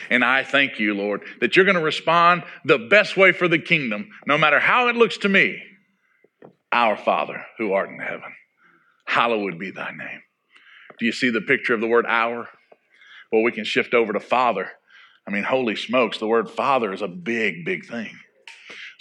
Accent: Arkansas, United States; growing up in Arkansas

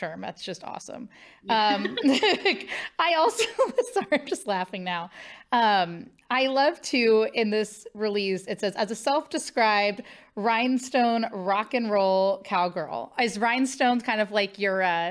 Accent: Midwest, United States; I'm from the Midwest and my mom's originally from the East Coast

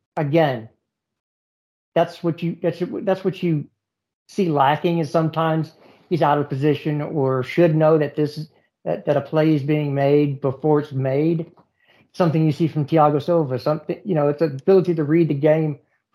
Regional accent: United States; I'm an American.

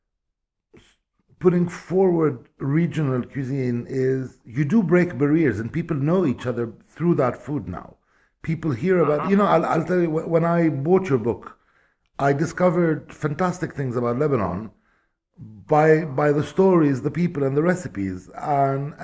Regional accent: Bethlehem, West Bank, Palestine; I come from Bethlehem and we have a war with our two neighboring villages about olive oil

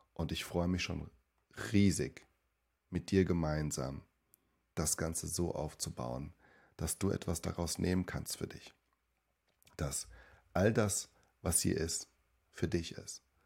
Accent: Germany; also born or lived in Suzano, Brazil / São Paulo, Brazil; ich bin dort groß geworden und bin mit fünf Jahren dann mit ihnen gemeinsam und mit meinem Bruder da nach Deutschland ähm, ja, für mich hingezogen

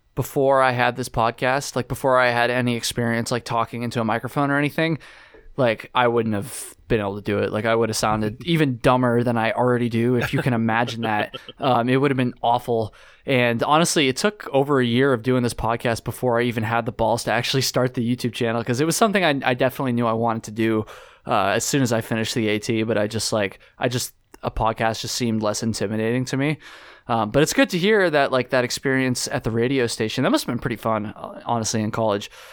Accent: Jericho, Vermont, United States; I grew up in Jericho

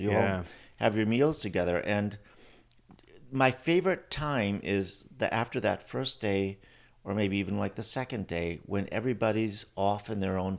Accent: Milwaukee, Wisconsin, United States; Yeah, I grew up first in the Milwaukee area, and then my parents moved to a farm when I was 12 years old, an hour outside of Milwaukee.

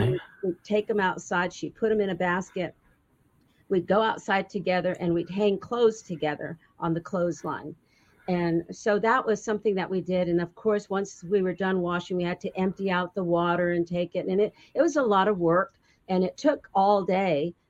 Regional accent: Winslow, Arizona, United States; I was actually born in Winslow, Arizona

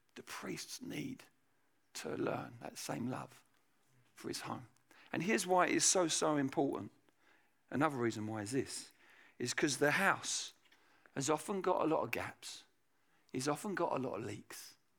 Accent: England, United Kingdom; in England

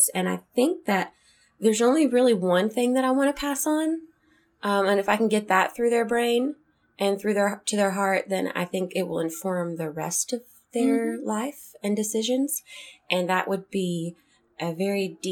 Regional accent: Kentucky, United States; I am from Kentucky

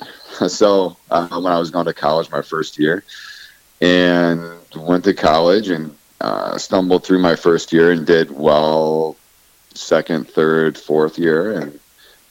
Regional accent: Kendallville, Indiana, United States; moved away; I'm originally from Indiana. Near Fort Wayne area, from a town called Kendaville

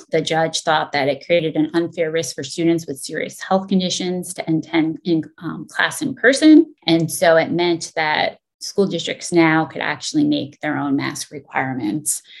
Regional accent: coast of New Jersey, United States; the coast of New Jersey, where I grew up

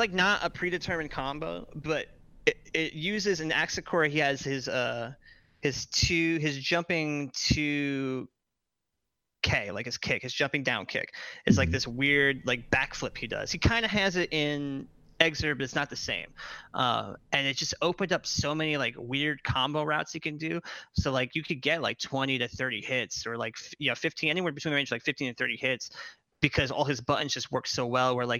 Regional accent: East Coast, United States; I come from the East Coast

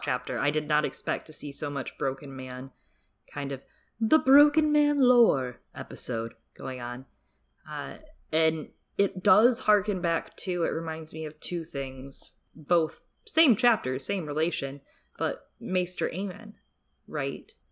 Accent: Michigan, United States; I grew up in Michigan

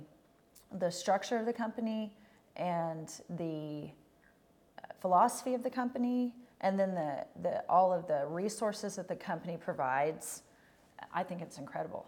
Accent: Oklahoma, United States; also born or lived in Texas; I came home from Texas and my first job was in Shawnee in Oklahoma.

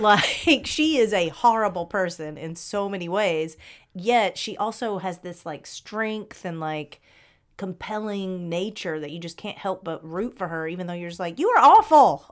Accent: Atlanta, Georgia, United States; I grew up in Atlanta

